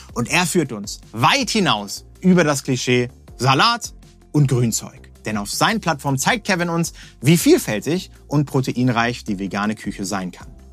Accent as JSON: {"language": "German", "region": "Hamburg", "country": "Germany", "said": "als echter Hamburger"}